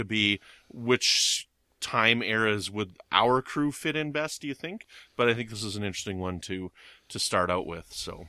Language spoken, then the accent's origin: English; Canada; But I'm Canadian.